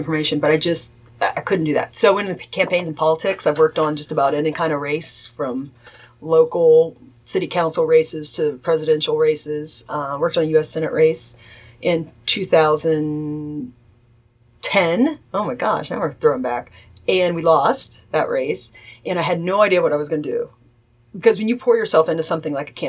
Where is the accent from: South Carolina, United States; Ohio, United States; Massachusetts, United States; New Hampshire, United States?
Ohio, United States; Adams County; now in Cincinnati, United States; I grew up an hour and a half east of Cincinnati, out in Adams County.